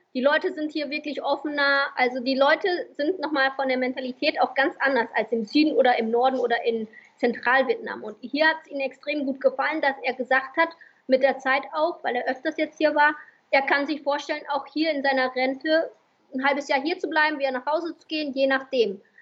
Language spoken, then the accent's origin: German; Vietnam; moved away; also born or lived in Germany; Ich als Vietnamesin war in Deutschland